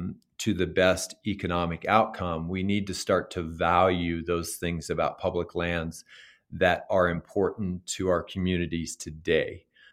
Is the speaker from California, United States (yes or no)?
no; New Mexico, United States; And when you go out in a state like Montana or Idaho or Colorado or my home state of New Mexico